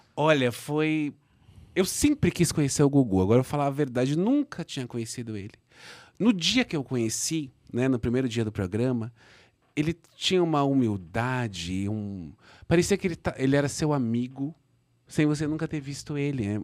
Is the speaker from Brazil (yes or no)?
yes; Brazil